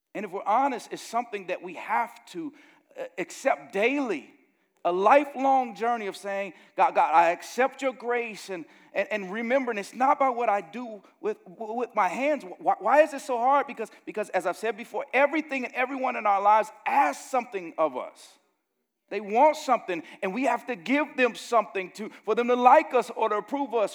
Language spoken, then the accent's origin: English; Gary, Indiana, United States; growing up in Gary, Indiana, the murder camp of the world when I was growing up there